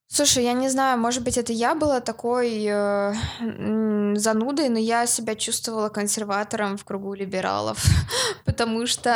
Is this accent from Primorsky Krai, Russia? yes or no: no; Yekaterinburg, Sverdlovsk Oblast, Russia; я из России.